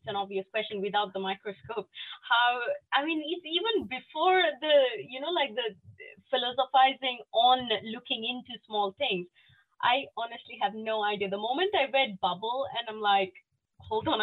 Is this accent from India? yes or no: yes; Northeast India, India; English is a second language; moved away; I come from northeast part of India.